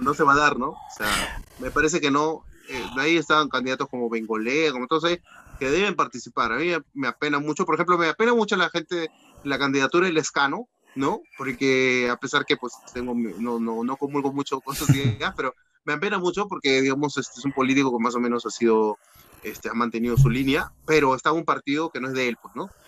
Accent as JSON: {"language": "Spanish", "region": "Piura", "country": "Peru", "said": "yo soy de Piura"}